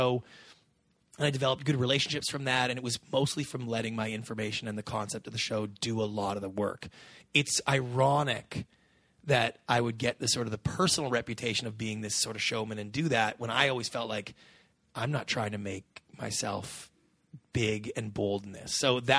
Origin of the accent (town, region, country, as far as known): Canada; now in United States